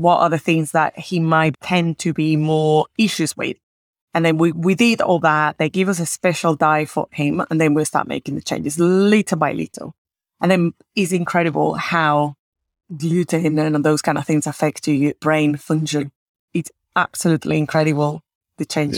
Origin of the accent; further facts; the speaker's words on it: Caracas, Capital District, Venezuela; moved away; I am originally from Caracas